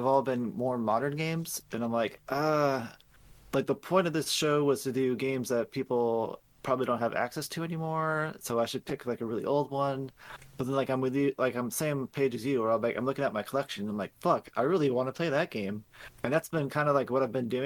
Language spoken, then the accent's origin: English; United States; We're fucking American